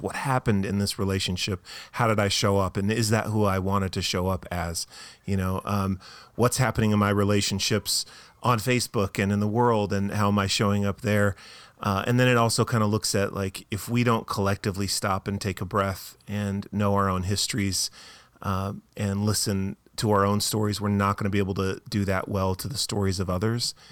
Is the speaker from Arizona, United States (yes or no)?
yes; Tucson, Arizona, United States; moved away as an adult; also born or lived in Boston, Massachusetts; we're from Tucson, Arizona. We lived for a while in Boston, Massachusetts